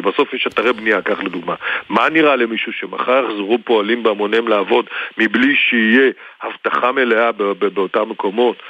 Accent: the North, Northern Israel, Israel; וגדלתי בצפון

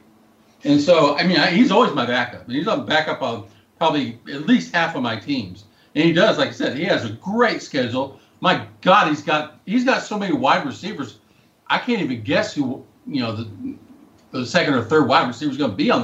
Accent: Whitehouse, Texas, United States; he played high school football at my hometown

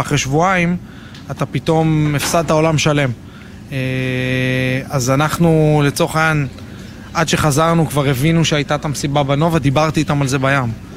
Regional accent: Jerusalem, Jerusalem District, Israel; moved away as an adult; now in Nir Etzion, Israel; גדלתי בירושלים

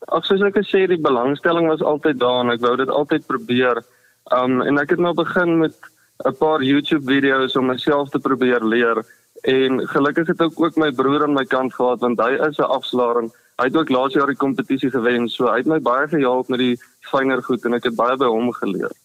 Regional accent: Olifantshoek, Northern Cape, South Africa; also born or lived in Potchefstroom (North-West University); Ek het groot geword in die Olifantshoek Appington omgewing op 'n plaas

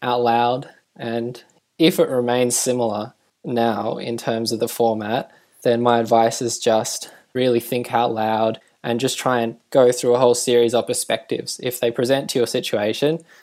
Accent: Tasmania, Australia; I'm from Tasmania

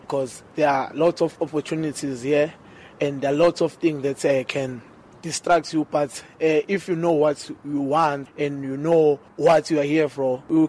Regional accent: Manguzi, KwaMhlabuyalingana, northern KwaZulu-Natal, South Africa; moved away as an adult; now in Durban, South Africa; I'm from Kwamhlabelingane, Manguze, the north of KwaZulu-Natal, next to Mozambique border.

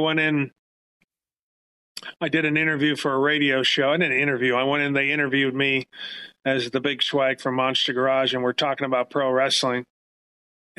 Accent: Los Angeles, California, United States; I'm born and raised in San Fernando Valley, Northridge, California

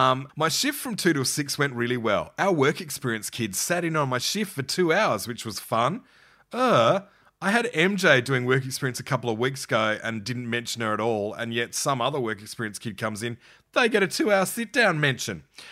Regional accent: Adelaide, South Australia, Australia; And all my drive-in memories are of growing up in Adelaide. I have no memory of a Karratha drive-in.

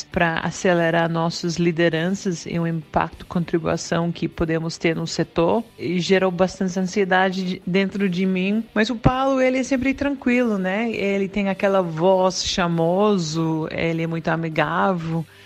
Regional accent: Australia; Portuguese is a second language; moved away as an adult; now in Brazil; eu sou da Austrália, já faço seis anos que moro aqui no Brasil

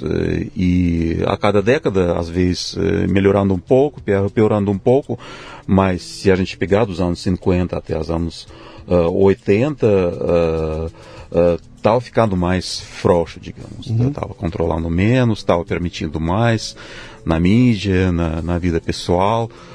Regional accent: Tomsk, Tomsk Oblast, Russia; Portuguese is a second language; moved away as an adult; now in São Paulo, Brazil; Eu nasci na Rússia mesmo, na cidade que fica na Sibéria, se chama Tomsk

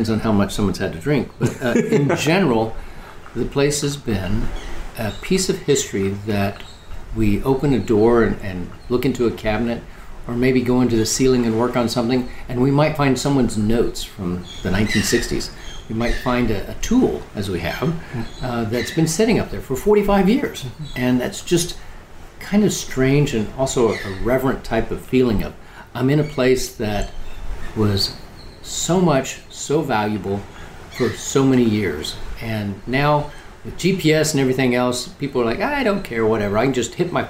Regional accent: Oklahoma, United States; I grew up in Oklahoma

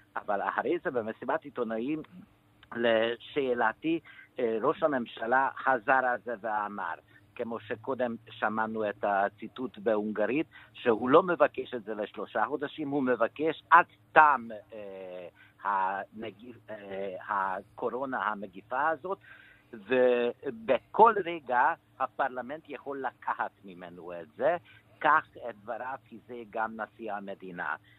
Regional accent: Hungary; moved away; also born or lived in Israel; אני נולדתי בדיקטטורה בשנות ה-50 ולא במקרה שאני ברחתי מפה

